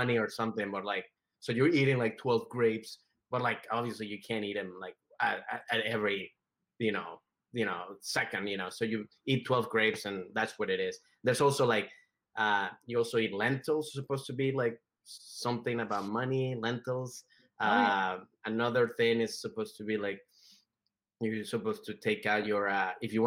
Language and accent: English; Venezuela; moved away; I'm from Venezuela, but you know, we got colonized by the Spanish